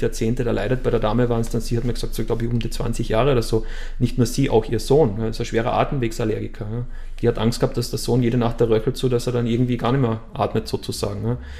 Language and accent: German; Austria; Bei uns in Österreich